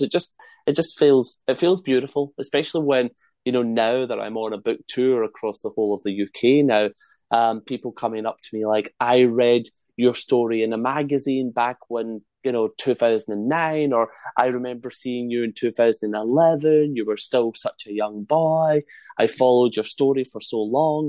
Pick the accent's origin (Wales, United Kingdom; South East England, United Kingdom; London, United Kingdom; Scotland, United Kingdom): Scotland, United Kingdom; accent: Scottish; my Scottish accent